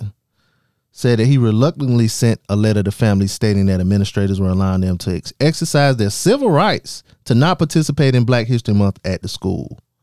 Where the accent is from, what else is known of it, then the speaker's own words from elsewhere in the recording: southern South Carolina, United States; I'm from, I'm from South, South Carolina. I'm from the south part of South Carolina